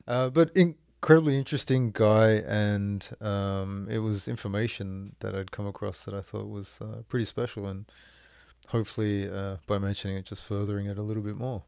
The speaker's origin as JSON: {"language": "English", "country": "Australia", "also_born_or_lived": "France / Moncton, New Brunswick, Canada", "moved": "as an adult", "lives_now": "Canada", "said": "live away from Australia"}